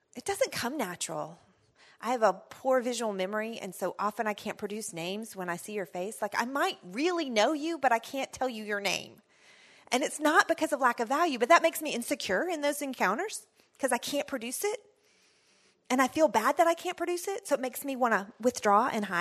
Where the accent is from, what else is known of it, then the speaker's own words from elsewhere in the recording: Texas, United States; I'm from Texas